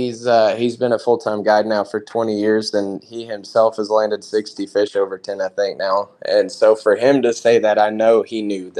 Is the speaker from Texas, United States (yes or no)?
yes; an hour west of Dallas and Fort Worth, Texas, United States; I'm an hour west of Dallas and Fort Worth area